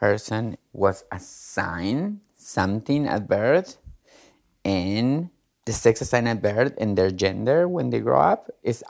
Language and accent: English; Argentina; now in Queens, United States; I am a transgender woman. I live in Queens, but I am originally from Argentina.